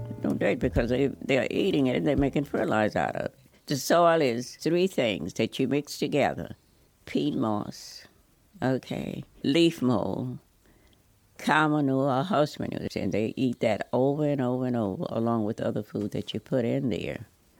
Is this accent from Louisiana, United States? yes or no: yes; Louisiana, United States; I grew up in Louisiana, and I'd had a lot of experience with farm work.